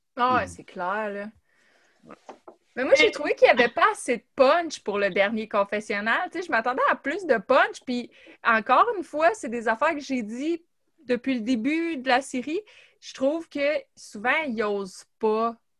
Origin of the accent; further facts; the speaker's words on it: Gatineau, Quebec, Canada; on vient de Gatineau puis du même coin